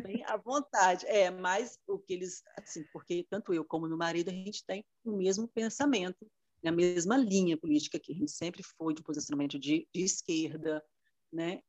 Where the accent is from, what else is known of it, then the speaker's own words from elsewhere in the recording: Muniz Freire, Espírito Santo, Brazil; moved away as an adult; also born or lived in Vitória; now in Vila Velha, Brazil; Eu sou do interior do, do estado, nasci em Muniz Freire, mas é, fiz o concurso público e para a Justiça Federal, então vim para Vitória e moro em Vila Velha já há 27 anos